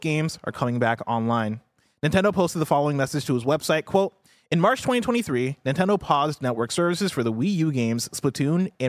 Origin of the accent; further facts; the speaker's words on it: Illinois, United States; this is my hometown. This is my home state